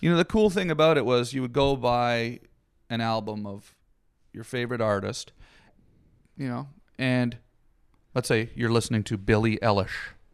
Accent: Canada; Canadian, and I grew up in the woods

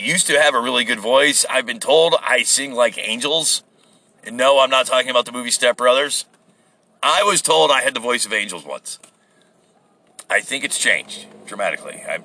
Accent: United States; As an American

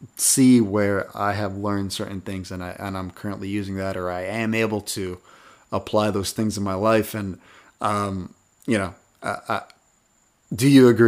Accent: Atlanta, Georgia, United States; We're like, "Hey man, we're from Atlanta, Georgia. Like we're really far from home.

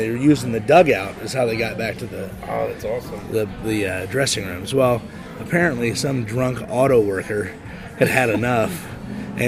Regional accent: Indianapolis, Indiana, United States; moved away as an adult; now in Los Angeles, United States; where I grew up in Indianapolis, they had wrestling in the Armory all the time.

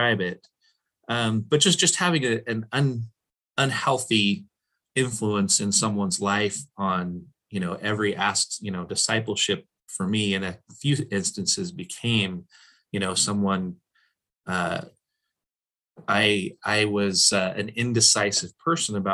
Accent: Portland, Oregon, United States; I'm from Portland

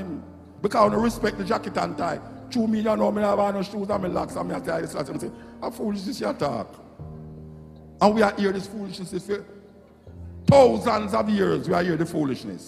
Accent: Jamaica; I'm Jamaican

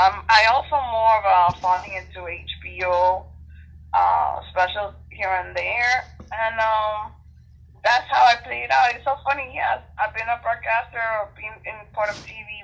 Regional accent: Miami, Florida, United States; my hometown, Miami

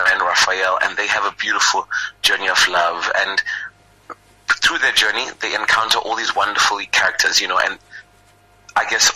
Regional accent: South Africa; People like myself who are from here from SA

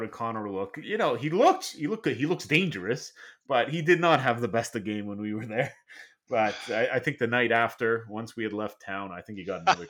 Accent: Montreal, Quebec, Canada; I grew up in Montreal. I've been to places like the Sioux, to Calgary.

